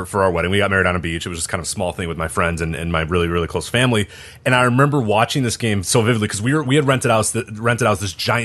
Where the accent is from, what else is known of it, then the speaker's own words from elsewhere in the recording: Chicago, Illinois, United States; We're all from Chicago